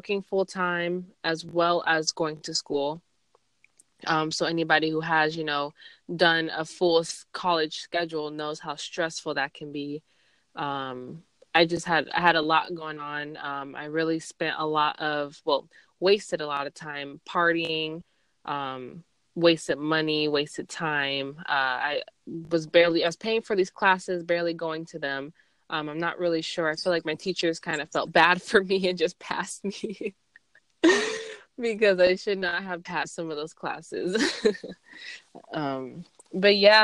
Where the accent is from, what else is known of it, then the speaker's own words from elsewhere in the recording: Gilbert, Arizona, United States; moved away as an adult; now in Texas, United States; I grew up in Arizona. Grew up in, I guess, a suburb called Gilbert, Arizona